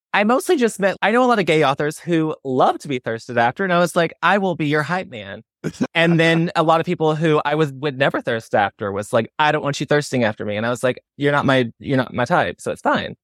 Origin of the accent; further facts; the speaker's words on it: the South, United States; I'm from the South